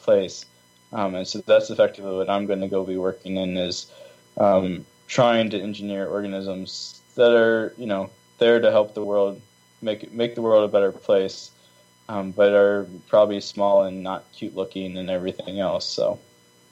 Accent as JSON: {"language": "English", "region": "Virginia", "country": "United States", "tie": "born or raised there", "also_born_or_lived": "California", "moved": "as an adult", "lives_now": "Nebraska, United States", "said": "I was raised in Virginia where our water was 3 feet underground"}